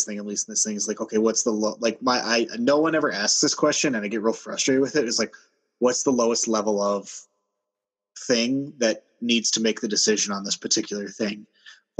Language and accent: English; United States; also born or lived in Minnesota; I'm American